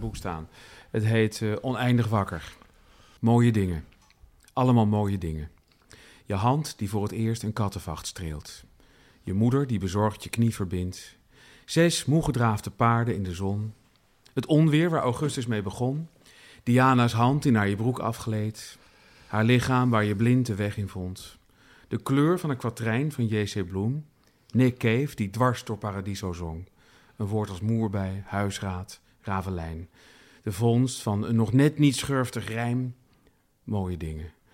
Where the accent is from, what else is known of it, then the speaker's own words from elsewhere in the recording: Utrecht, Netherlands; als Utrechter